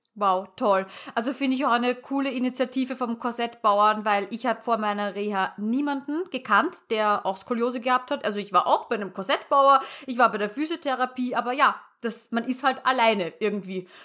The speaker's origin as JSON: {"language": "German", "country": "Austria", "said": "ich komme ja aus Österreich und hört man wahrscheinlich"}